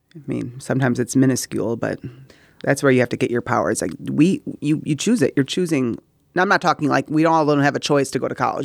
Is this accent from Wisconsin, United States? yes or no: yes; Middleton, Wisconsin, United States; we're two people from Middleton, Wisconsin